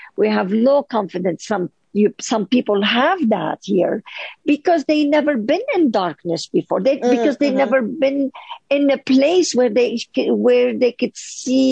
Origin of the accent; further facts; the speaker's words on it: Lebanon; moved away as an adult; now in United States; living in Lebanon, being divorced, being a single mother